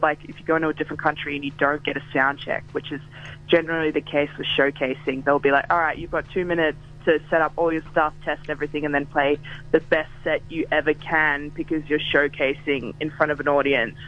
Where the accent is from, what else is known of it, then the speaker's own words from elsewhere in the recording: Melbourne, Victoria, Australia; I'm from Melbourne